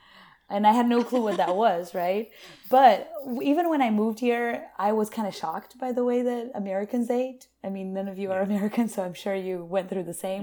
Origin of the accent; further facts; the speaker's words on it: Brazil; also born or lived in Asheville, North Carolina / California; now in United States; I was born and raised in Brazil by a nutritionist mother